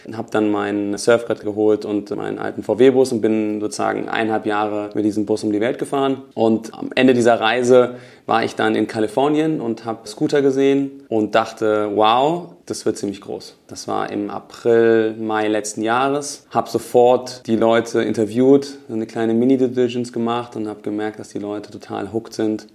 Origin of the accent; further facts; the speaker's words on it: Hofheim am Taunus, Hesse, Germany; moved away as an adult; now in Berlin, Germany; wo ich herkomme, aus Hofheim und Taunus, mit meinen Mitgründern damals nach Berlin gezogen, 2006